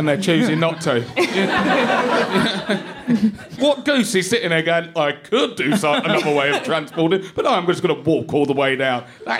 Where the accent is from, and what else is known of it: East of England, United Kingdom; born or raised there